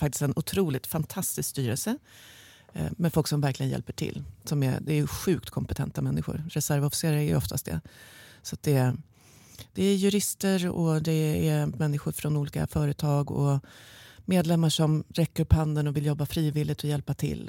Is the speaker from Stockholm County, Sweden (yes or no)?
yes; Stockholm, Stockholm County, Sweden; Jag är från Stockholm, från en liten del i, i Bromma kommer jag ifrån ursprungligen